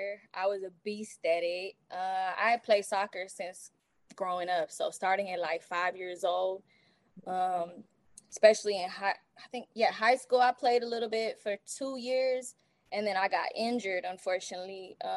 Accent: DeQuincy, Louisiana, United States; being a military brat and growing up in De Quincy, look, if you don't speak to nobody, you ain't gonna have no friends.

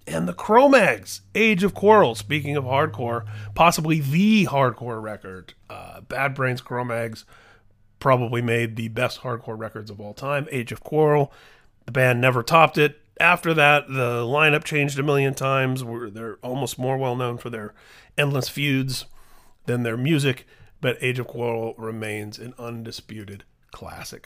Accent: Indianapolis, Indiana, United States; my hometown of Indianapolis

